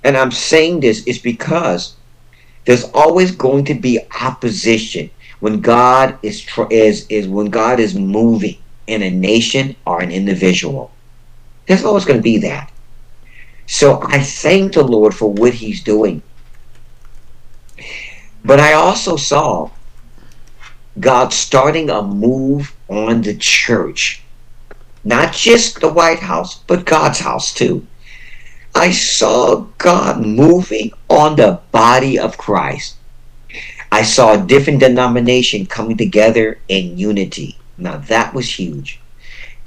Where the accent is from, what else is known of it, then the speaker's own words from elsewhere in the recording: United States; I was born and raised in the United States